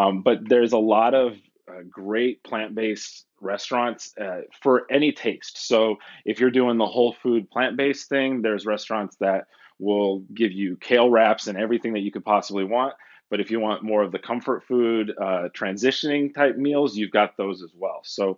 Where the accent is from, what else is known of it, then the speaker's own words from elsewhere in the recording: Chicago, Illinois, United States; now in Southern California, United States; I'm originally from the Midwest. I was born in Chicago, Illinois, moved around a lot and ended up in Southern California, which is where I live now.